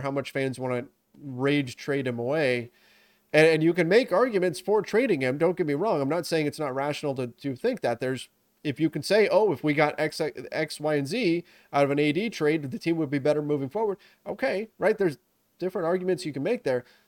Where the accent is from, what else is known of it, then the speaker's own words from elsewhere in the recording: Southern California, United States; I grew up in Southern California playing soccer